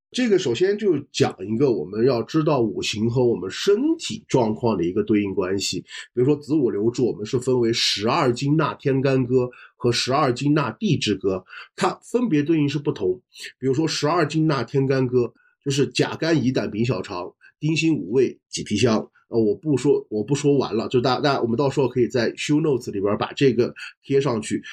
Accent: China; 我们中国人

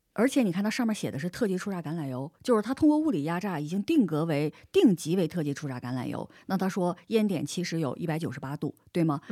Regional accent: Northeast China, China; moved away; also born or lived in Spain; 作为一个东北人

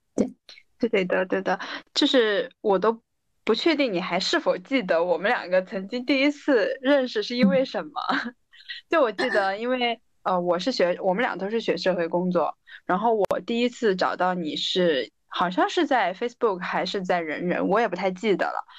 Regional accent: Guiyang, Guizhou, China; moved away as an adult; also born or lived in Sweden; now in Beijing, China; 回到贵阳，就我家是贵阳的

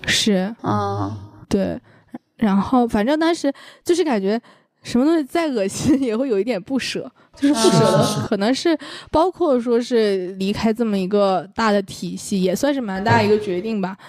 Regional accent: Northeast China, China; 我是东北人

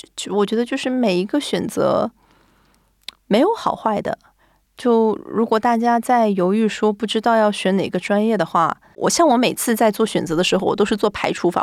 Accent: China; moved away as an adult; also born or lived in Japan; now in Tokyo, Japan; 就只有我一个中国人

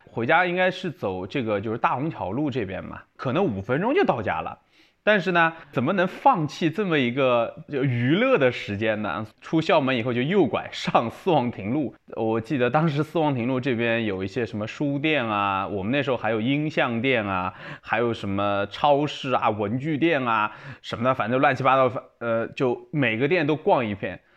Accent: Yangzhou, Jiangsu, China; 我们每个可能就是从小生活在扬州的人

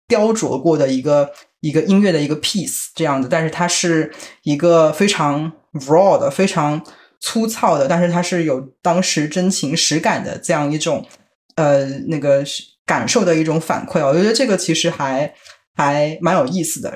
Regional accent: Shanghai, China; moved away; 对于上海人来讲，举一个例子，就是前鼻音后鼻音，我们不太分得清嘛。那因为我们嗯在别听别人讲这个东西的时候，我们啊从小就不太分。

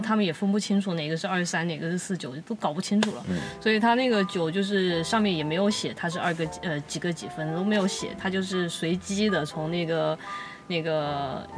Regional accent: China; 作为中国人

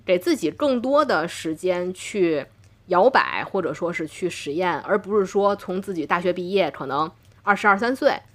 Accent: Tianjin, China; 我是天津人

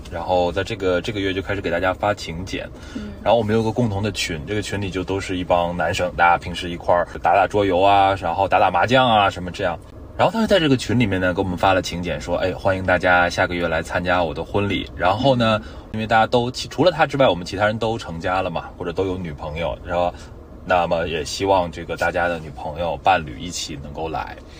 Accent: Tianjin, China; now in Shanghai, China; 我是天津人

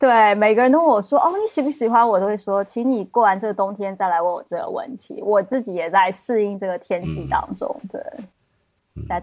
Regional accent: Taiwan; also born or lived in Beijing / Netherlands; now in Amsterdam, Netherlands; 你能听出来是一个台妹

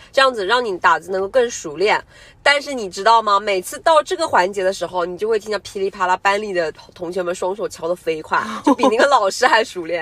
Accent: China; 我们中国人

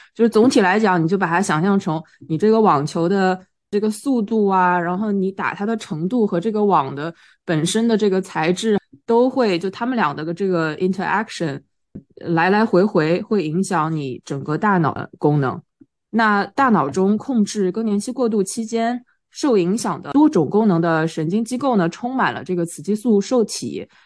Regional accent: China; 我们中国人

